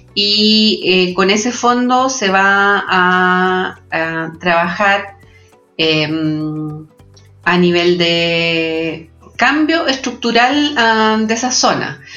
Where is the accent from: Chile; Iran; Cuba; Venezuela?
Chile; en Chile tenemos